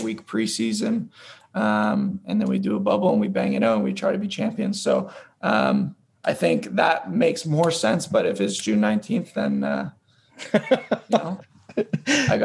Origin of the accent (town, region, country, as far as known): York, Ontario, Canada; born or raised there; moved away as an adult